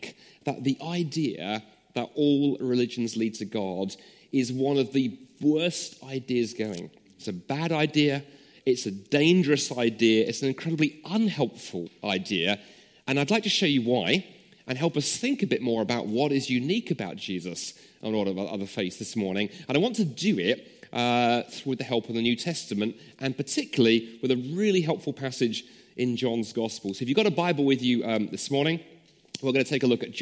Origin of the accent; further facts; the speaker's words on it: London, United Kingdom; now in Scotland, United Kingdom; in Wandsworth, the part of South London, or South London, as we used to call it back in those days, where I grew up